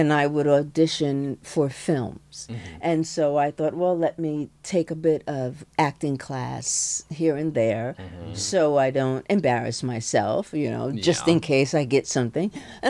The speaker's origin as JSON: {"language": "English", "region": "New York", "country": "United States", "said": "I'm a New Yorker"}